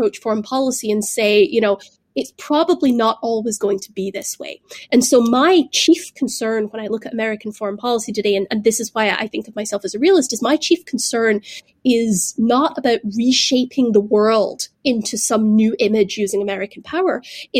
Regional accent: Glasgow, Scotland, United Kingdom; I grew up in the United Kingdom. I grew up there in the post-imperial era, you know, in Glasgow, a city that had once, you know, built the ships of the British Empire.

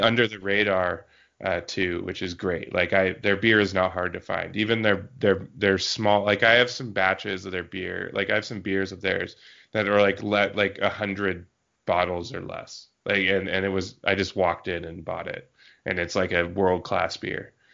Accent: Yakima Valley, Washington, United States; moved away; I got my hometown repped and my newtown repped

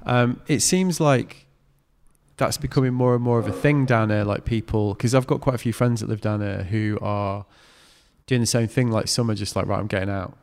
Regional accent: North West England, United Kingdom; I grew up in the Northwest

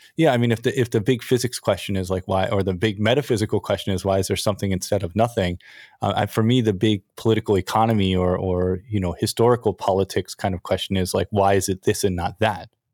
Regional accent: United States; now in Japan; I grew up in America in the nineties

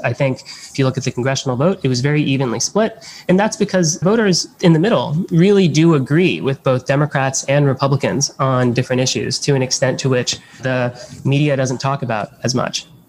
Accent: Miami, Florida, United States; I grew up in Miami

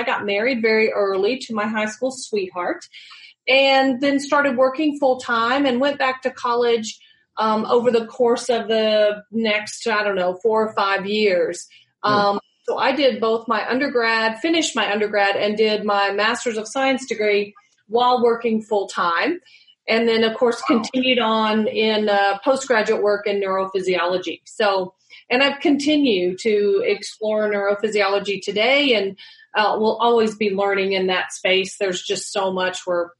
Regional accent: Georgia, United States; also born or lived in Tachikawa, Japan; I was born in Tachikawa, Japan. So we moved around a lot. I was a military brat, and we moved around a good bit as a child, but ended up in high school in just outside of Atlanta, Georgia, at Southwest DeKalb High School.

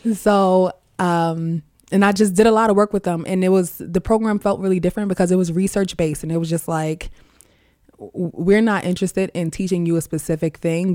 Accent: New York City, New York, United States; we grew up in Queens. I'm from Far Rockaway.

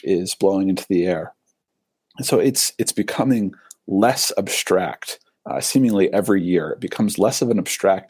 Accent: Michigan, United States; now in Utah, United States; I grew up in Michigan, surrounded by the Great Lakes, and now I live fairly close to the Great Salt Lake.

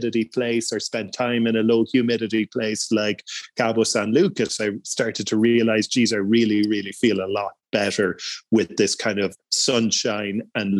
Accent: Ireland; also born or lived in Mexico / Portugal; I'm Irish

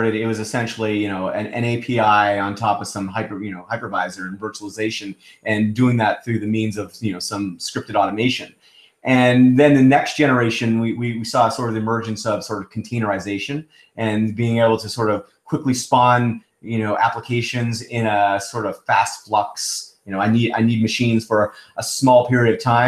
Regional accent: Canada; also born or lived in Toronto / Seattle; I'm Canadian

